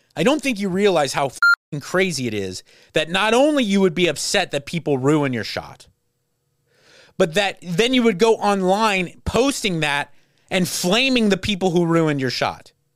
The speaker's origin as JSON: {"language": "English", "town": "Los Angeles", "region": "California", "country": "United States", "said": "I'm from LA."}